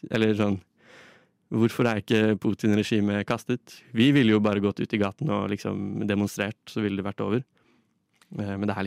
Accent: Russia; Norwegian is a second language; Jeg kommer fra Russland, eh, og Russland har i nesten hele sin historie eh, vokst og, vokst

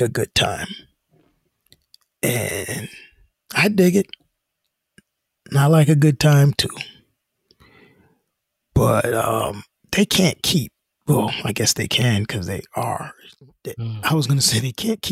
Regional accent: United States; we're American now.

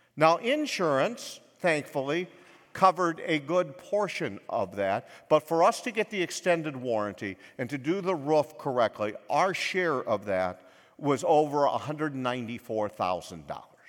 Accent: United States; I was born in America

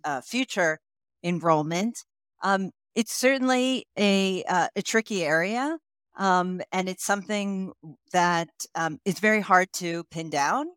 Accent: United States; moved away as an adult; also born or lived in Bulgaria; you can tell from my accent that I am originally, uh, I'm from the United States.

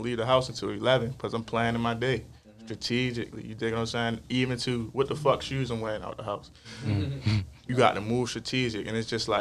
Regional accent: Baltimore, Maryland, United States; I'm from South Baltimore

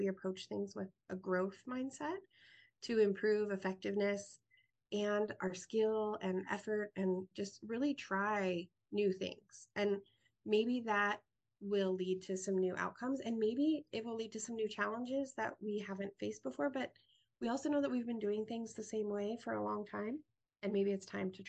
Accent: Greeley, Colorado, United States; moved away as an adult; also born or lived in Ripon, Wisconsin / Washington, District of Columbia, United States / Mongolia / Syracuse; now in Iowa City, United States; I'm originally from Greeley, Colorado, and I was raised in a town probably the size of Iowa City, Coralville combined

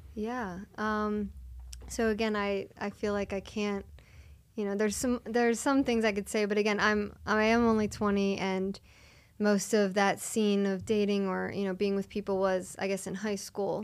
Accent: Springfield, Pennsylvania, United States; I grew up in Springfield, Delaware County

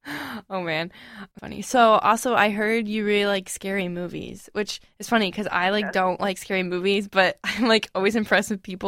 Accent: Florida, United States; I'm actually from Florida

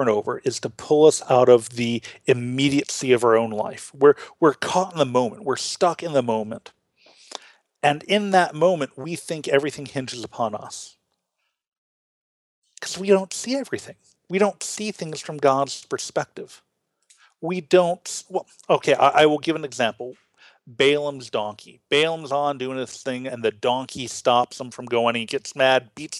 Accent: United States; now in Illinois, United States; As Americans, we are hyper-individualistic

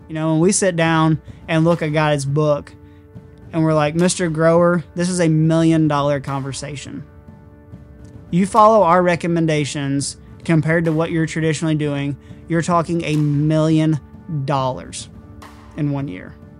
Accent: Southern Illinois, United States; I'm being from Southern Illinois

